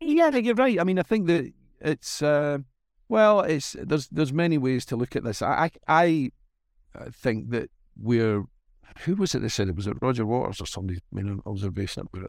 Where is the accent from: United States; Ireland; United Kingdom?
United Kingdom; Glasgow, Scotland; born or raised there; accent: Scottish